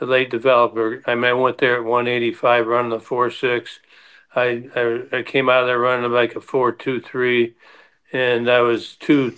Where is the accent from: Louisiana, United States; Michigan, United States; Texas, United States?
Michigan, United States; Detroit; the Tigers, because that is my hometown